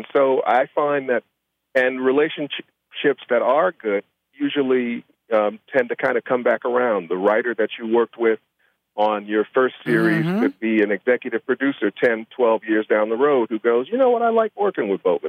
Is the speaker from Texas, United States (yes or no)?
no; Chicago, Illinois, United States; I said, it can't be 76 and Carpenter. I grew up on 76 and Carpenter, and I didn't know you. I knew everybody on my block.